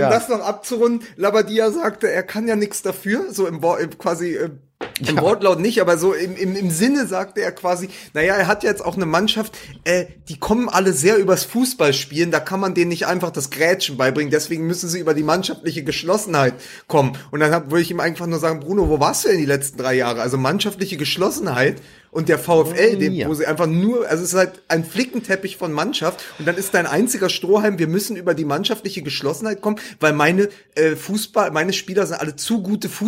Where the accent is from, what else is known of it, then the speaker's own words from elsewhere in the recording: Berlin, Germany; weil es für mich natürlich auch als, als Berliner, das ist